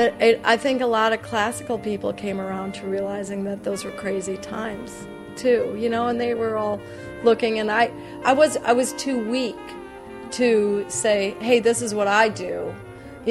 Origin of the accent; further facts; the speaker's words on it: Southwest Minnesota, United States; I'm from the Midwest. I'm from Southwest Minnesota.